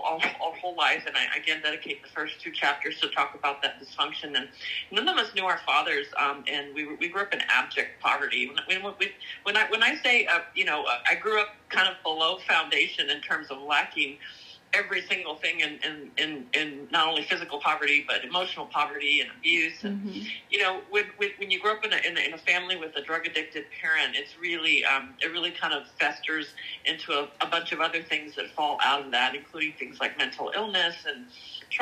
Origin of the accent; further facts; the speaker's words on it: Austin, Texas, United States; also born or lived in El Paso, Texas; I moved to Austin, Texas, where I live now, when I was about 9 years old, but was born in El Paso